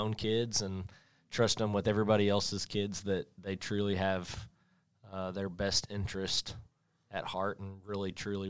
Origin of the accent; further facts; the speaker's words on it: Springdale, Arkansas, United States; I chose to serve on the school board because I grew up in Springdale, going to Springdale schools, and just wanted to give back to the community that helped raise me.